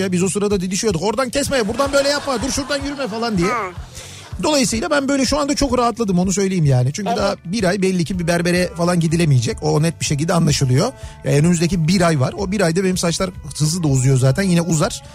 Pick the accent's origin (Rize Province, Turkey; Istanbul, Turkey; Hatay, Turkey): Istanbul, Turkey; Kocamustafapaşa; bizim yöresel koca Mustafa Paşa yöresinde böyle derler